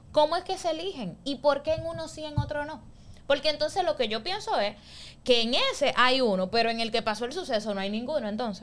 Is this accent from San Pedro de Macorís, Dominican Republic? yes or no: yes; San Pedro de Macorís, Dominican Republic; Nosotros que somos de San Pedro